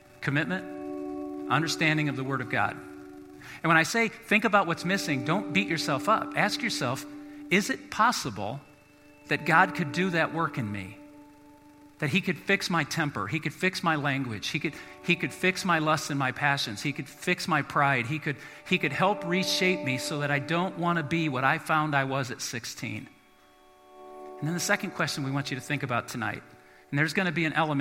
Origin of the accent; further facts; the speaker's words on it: South Bend, Indiana, United States; moved away; I'm from South Bend, Indiana. We get lake effect snow